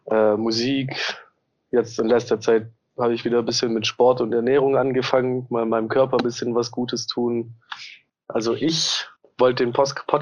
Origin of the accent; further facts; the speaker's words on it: Southern Germany, Germany; now in Hamburg, Germany; Ich komme eigentlich auch aus der Ecke Süddeutschland. Äh, wohne aber jetzt seit oh Gott, fünf Jahren, fünfeinhalb Jahren in Hamburg.